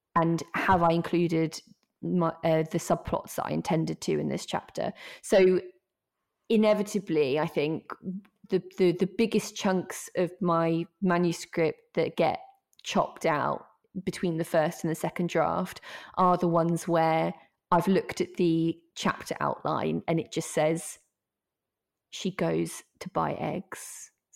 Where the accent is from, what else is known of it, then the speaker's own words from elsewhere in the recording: Norfolk, East of England, United Kingdom; I'm from Norfolk, um, and we've got a bit of a reputation in Norfolk